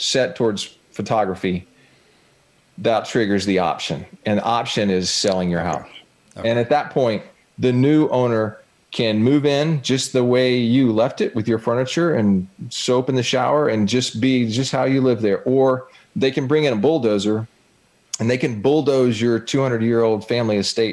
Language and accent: English; Northeast Florida, United States; I'm a guy from Northeast Florida.